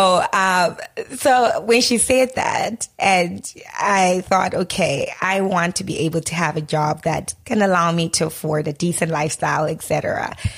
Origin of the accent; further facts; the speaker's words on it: Harare, Zimbabwe; moved away as an adult; also born or lived in Cape Town, South Africa; now in Toronto, Canada; growing up in Harare, or, you know, going to school